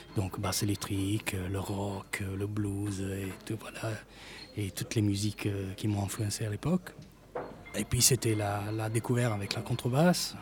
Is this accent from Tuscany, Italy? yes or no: no; Bari, Apulia, Italy; first language Italian; French is a second language; moved away as an adult; now in France; je suis né en Italie, à Bari